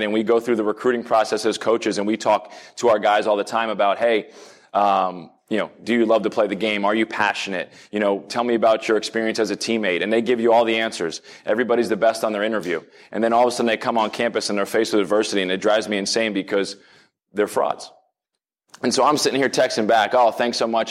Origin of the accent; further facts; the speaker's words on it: New Jersey, United States; moved away as an adult; now in Pittsburgh, United States; I grew up in New Jersey